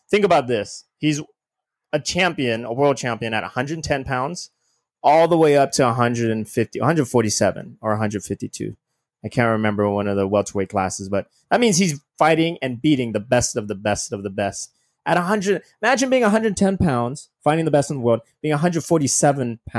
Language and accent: English; Ontario, California, United States; I'm born and raised in Southern California